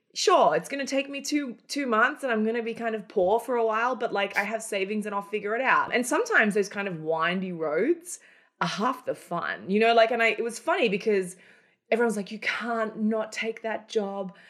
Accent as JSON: {"language": "English", "country": "Australia", "also_born_or_lived": "Cairns, Australia", "moved": "as an adult", "lives_now": "Manhattan, United States", "said": "Australia, where I'm originally from. I live in Manhattan now, but I'm, I'm an Aussie originally before I migrated to America"}